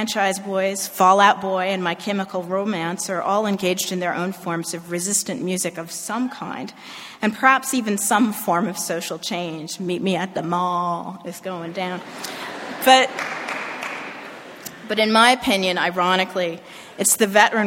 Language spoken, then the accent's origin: English; Northern California, United States; a post-civil rights teenager, just revealed my age, growing up in Northern California